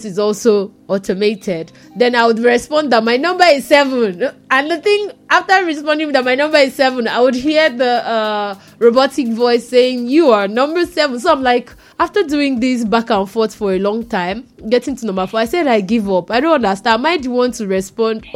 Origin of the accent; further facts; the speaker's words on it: Nigeria; I'm Nigerian.